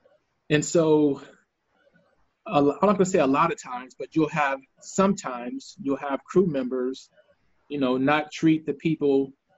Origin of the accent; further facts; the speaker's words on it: Austin, Texas, United States; also born or lived in San Antonio; when I was growing up in Austin and in San Antonio